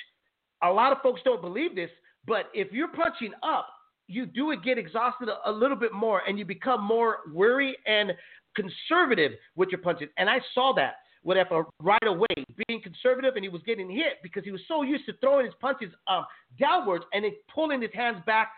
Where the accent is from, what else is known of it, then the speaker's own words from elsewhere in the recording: San Jose, California, United States; I'm from San Jose, California